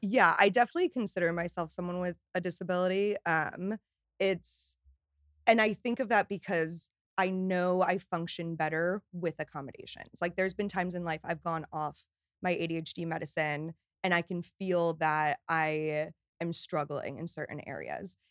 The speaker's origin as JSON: {"language": "English", "town": "Newtown", "region": "Connecticut", "country": "United States", "tie": "born or raised there", "also_born_or_lived": "Boston", "moved": "as an adult", "lives_now": "New York, United States", "said": "I grew up in Newtown, Connecticut"}